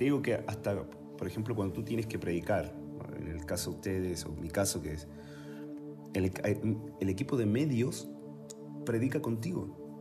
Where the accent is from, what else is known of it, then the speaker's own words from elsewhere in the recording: Chile; moved away as an adult; also born or lived in Mexico; now in Tlalnepantla, Mexico; yo nací en Chile